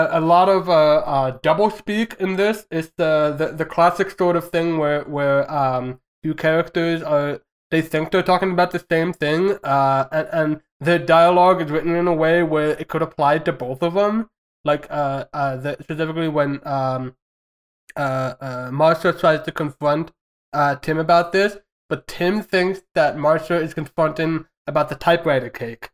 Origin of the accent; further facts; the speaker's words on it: United States; as an American